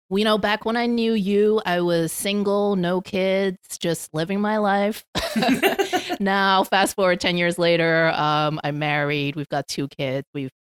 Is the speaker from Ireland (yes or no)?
no; Hong Kong; also born or lived in Belgium; So I was born in Hong Kong. My mom is Hong Kong Chinese. My dad, he's passed now, he's Belgian. And so I mostly grew up in Hong Kong, but we actually moved around quite a bit when I was little.